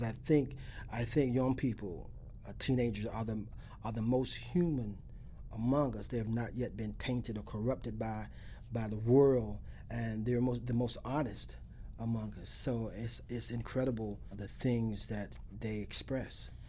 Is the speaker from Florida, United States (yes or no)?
yes; Alachua, Florida, United States; I'm from Alachua. I'm a country boy from Alachua